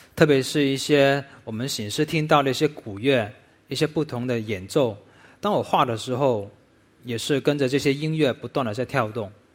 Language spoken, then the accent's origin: Chinese; Foshan, Guangdong, China; 喜事文化是我家乡佛山顺德的一个，呃，很重要的传统文化